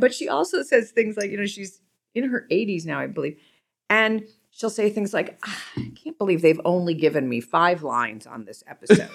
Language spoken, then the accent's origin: English; Cleveland, Ohio, United States; growing up in Cleveland, everybody's there really ni-, everybody there is really nice